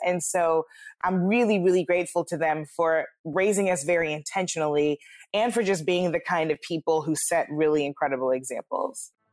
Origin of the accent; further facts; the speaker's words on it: St. Louis, Missouri, United States; my hometown of Saint Louis